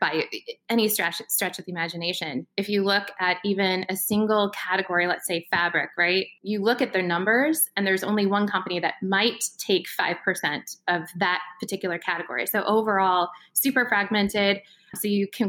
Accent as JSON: {"language": "English", "region": "Iowa", "country": "United States", "said": "I'm from Iowa originally."}